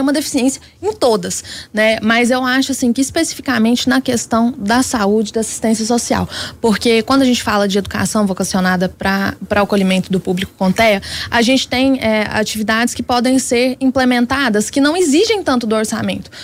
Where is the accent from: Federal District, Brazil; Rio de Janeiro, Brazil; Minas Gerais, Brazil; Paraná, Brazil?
Minas Gerais, Brazil; para nós que somos mineiros.